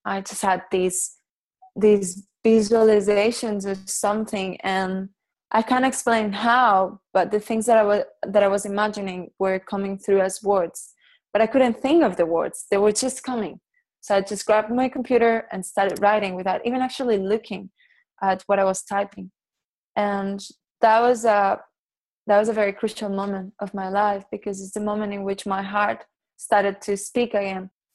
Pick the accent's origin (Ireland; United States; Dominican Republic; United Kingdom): Dominican Republic; first language Catalan; English is a second language; moved away; also born or lived in Barcelona, Spain; I was born in Barcelona, and uh, when I was two years old, I moved to the Dominican Republic, and I had a beautiful life in there.